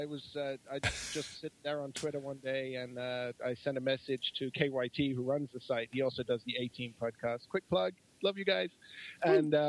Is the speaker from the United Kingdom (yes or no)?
yes; England, United Kingdom; now in Newfoundland, Canada; I'm from England originally